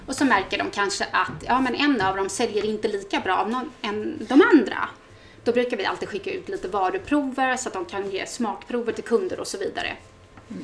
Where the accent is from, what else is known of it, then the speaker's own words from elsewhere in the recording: Vaxholm, Stockholm County, Sweden; also born or lived in Solna; jag är ju mm, född och uppväxt ute på eh, Resare, ute på Överbyn, Badviken